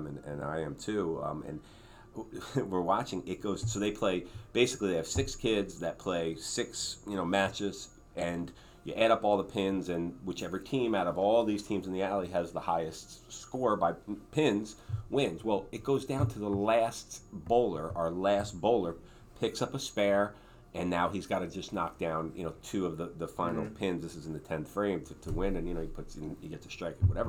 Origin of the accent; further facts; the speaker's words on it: Marlboro, New York, United States; I grew up in Marlboro, very unique place